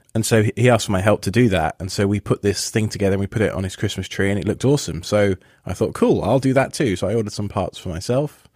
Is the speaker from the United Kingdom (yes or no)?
yes; England, United Kingdom; now in East Coast, United States; I'm from England